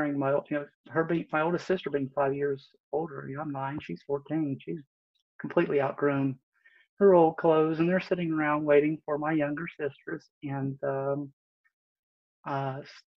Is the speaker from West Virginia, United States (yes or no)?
yes; West Virginia, United States; now in Northern Virginia, United States; I was actually raised in West Virginia over on the other side, over near the Ohio River, a little town of about 3,000 people.